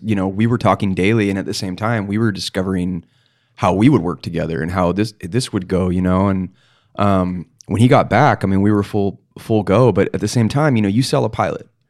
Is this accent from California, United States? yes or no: yes; Palos Verdes, California, United States; I'm from Palos Verdes